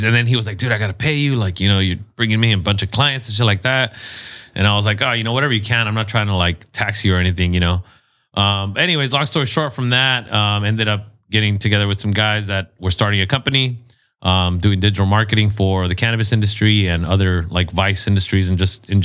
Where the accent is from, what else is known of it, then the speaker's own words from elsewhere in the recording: National City, California, United States; also born or lived in Los Angeles; I wouldn't call myself a native because I wasn't born there, but I was raised in National City.